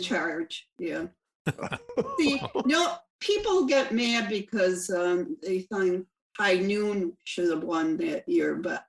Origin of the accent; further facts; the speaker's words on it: Buffalo, New York, United States; I'm from Buffalo, so I know Toronto very well.